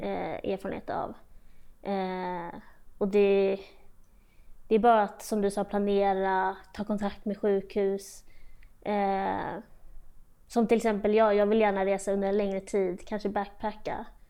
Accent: Sweden; also born or lived in Austria / Switzerland / Brazil; i Österrike, där jag är född. Och sen flyttade vi till Schweiz, och sen efter det Brasilien, och sen, eh, hem till Sverige, och då var jag fyra.

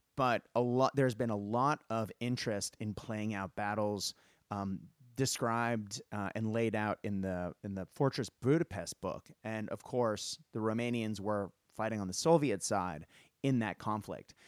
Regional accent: United States; moved away as an adult; now in Australia; as an American growing up

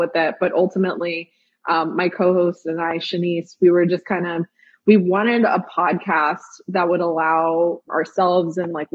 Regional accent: New York City, New York, United States; now in Memphis, United States; we grew up in Park Slope

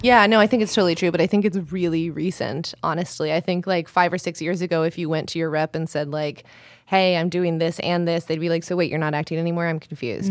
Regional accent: Colorado, United States; also born or lived in Italy; Colorado, but half and half in Italy

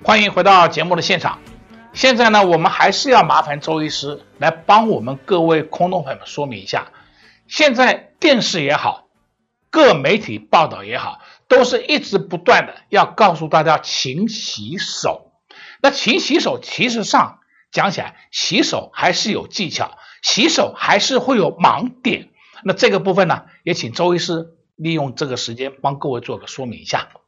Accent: Taiwan; 保守我们台湾人民的健康

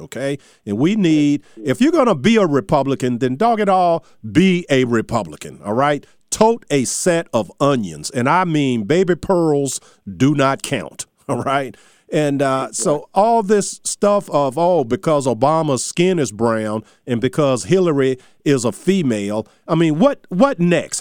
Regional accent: Charles City, Virginia, United States; my hometown of Charles City

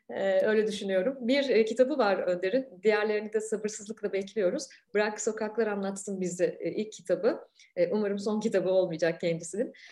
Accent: Ankara, Turkey; Ankara'da, e, çok iyi bilirim arka mahalleleri.

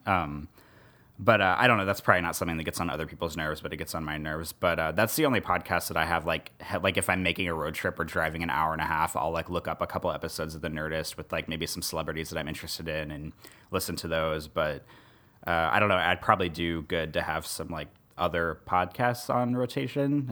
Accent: Kansas City, Missouri, United States; moved away as an adult; also born or lived in Columbia, Missouri / Omaha, Nebraska; now in New Orleans, United States; I grew up in Missouri a bunch of times. So, like, I'm from the Kansas City area for Kansas City, Missouri

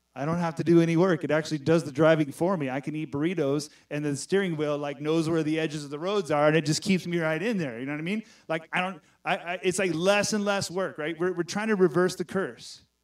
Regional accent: Texas, United States; I'm from Texas

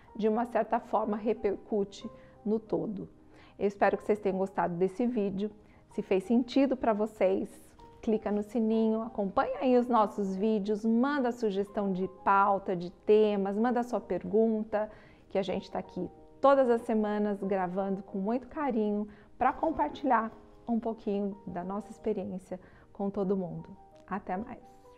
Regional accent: Brazil; nós somos brasileiros

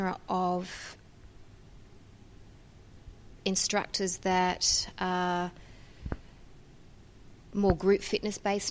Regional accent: Sydney, New South Wales, Australia; I come from Sydney, Australia.

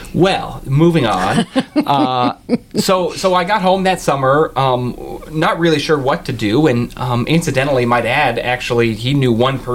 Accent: Olympia, Washington, United States; now in Auburn, United States; I grew up in Olympia, lived here my entire life, and then I went off to college on the East Coast, and when I moved back home

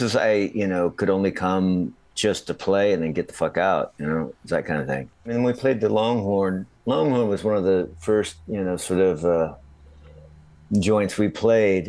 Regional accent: Minnesota, United States; also born or lived in Florida; we moved from Florida to Minnesota

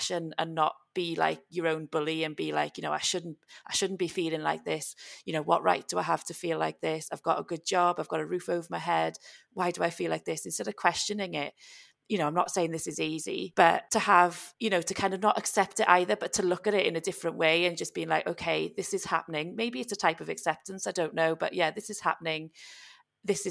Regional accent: Wales, United Kingdom; I'm Welsh

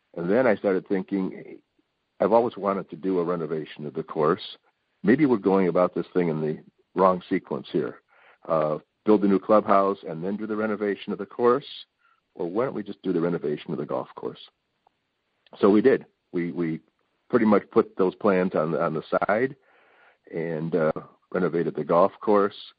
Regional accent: Palos Heights, Illinois, United States; also born or lived in Downers Grove, Illinois; I live in Downers Grove. I grew up in Palos.

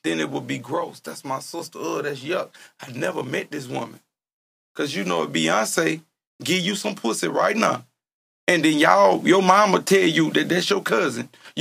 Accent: Louisiana, United States; now in Columbus, United States; I'm from Louisiana.

